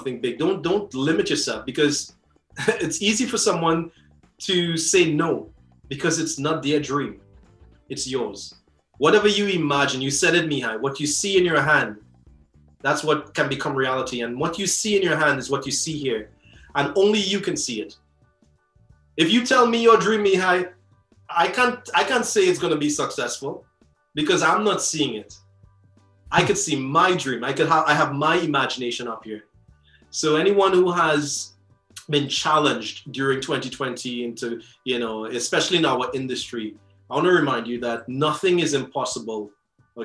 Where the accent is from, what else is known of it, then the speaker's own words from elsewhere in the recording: Trinidad & Tobago; I'm from Trinidad.